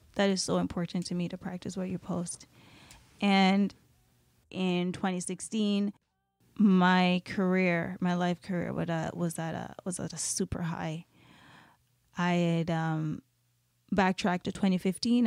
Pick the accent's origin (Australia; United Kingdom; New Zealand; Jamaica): Jamaica; now in Canada; I am Jamaican and I was born in Jamaica, I was raised in Jamaica half of my life.